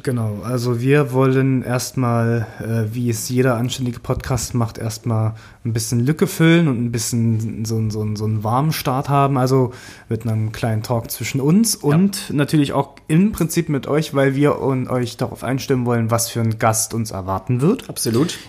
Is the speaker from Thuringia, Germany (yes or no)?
yes; Thuringia, Germany; moved away as an adult; now in Berlin, Germany; Ich komme aus dem Osten, Thüringen, um genau zu sein.